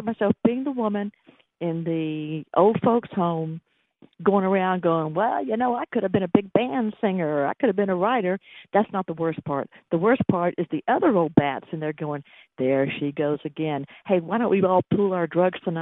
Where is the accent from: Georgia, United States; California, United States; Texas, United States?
Georgia, United States; Atlanta; accent: Sweet Georgia accent; I was born in Atlanta